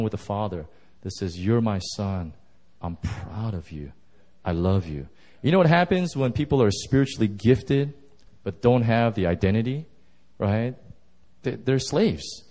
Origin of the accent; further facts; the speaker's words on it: Skokie, Illinois, United States; moved away; also born or lived in Southern California / Seoul, South Korea; my brother and I, we grew up in Chicago, I lived in Skokie